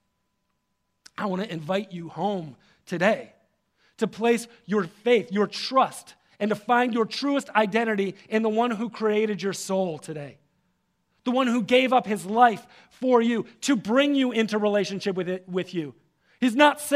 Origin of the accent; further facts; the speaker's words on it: Detroit, Michigan, United States; If I'm somewhere else, I say I'm from Detroit. If I'm here, I say I'm from the East Side. I'm an East Sider, right?